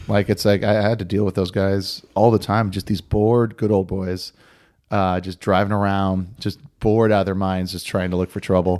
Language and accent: English; Oahu, Hawaii, United States; I, I, was born and raised on Oahu